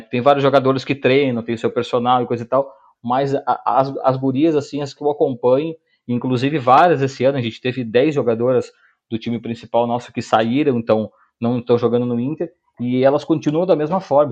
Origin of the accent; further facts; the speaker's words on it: Porto Alegre, Rio Grande do Sul, Brazil; now in Canoas, Brazil; eu sou da, da, de Porto Alegre, hoje moro em Canoas, mas sou de, de, de Porto Alegre